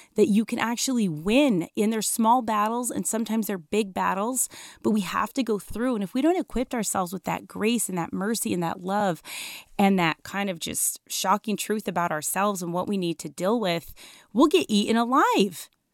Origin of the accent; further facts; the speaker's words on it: Denver, Colorado, United States; I grew up in Denver, Colorado